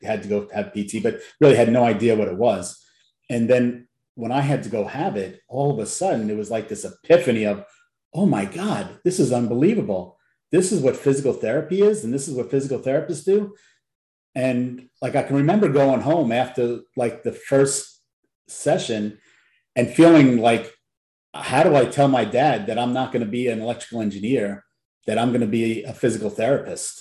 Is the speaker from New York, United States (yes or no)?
yes; Long Island, New York, United States; moved away as an adult; also born or lived in Louisiana; I grew up in New York, Long Island specifically